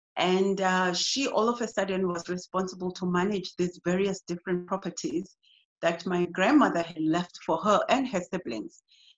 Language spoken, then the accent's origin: English; East London, Eastern Cape, South Africa; moved away as an adult; now in Durban, South Africa; In East London, to be more specific. I studied there all of my basic education, and then I moved to Cape Town, where I studied tertiary and then started working.